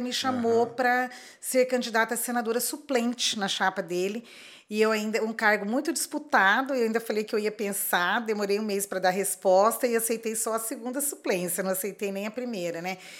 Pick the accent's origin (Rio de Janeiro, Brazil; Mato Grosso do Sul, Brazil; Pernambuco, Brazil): Mato Grosso do Sul, Brazil; Corumbá; also born or lived in Campo Grande; Eu cresci aqui no Mato Grosso do Sul, Og, nasci em Campo Grande, cresci em Corumbá